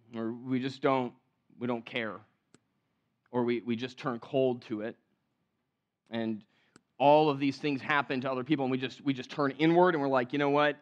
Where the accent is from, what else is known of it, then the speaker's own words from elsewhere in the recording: California, United States; moved away; growing up in California